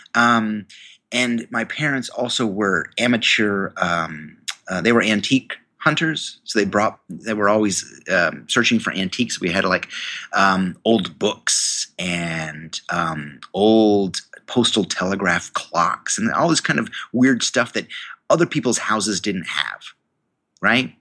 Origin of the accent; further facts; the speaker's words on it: New York, United States; I went to the university in my hometown, um, a state university of New York